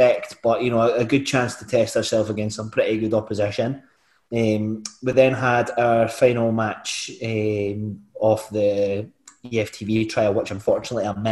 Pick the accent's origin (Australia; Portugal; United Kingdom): United Kingdom; Glenrothes, Scotland; I'm from Glenothis